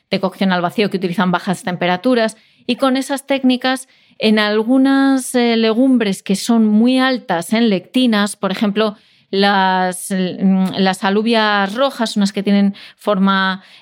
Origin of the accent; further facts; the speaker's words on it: Castile and León, Spain; yo como leonesa